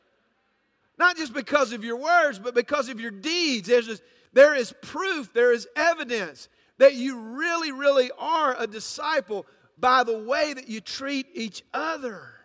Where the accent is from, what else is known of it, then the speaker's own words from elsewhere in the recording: Atlanta, Georgia, United States; I'm from a, a little city called Atlanta, Georgia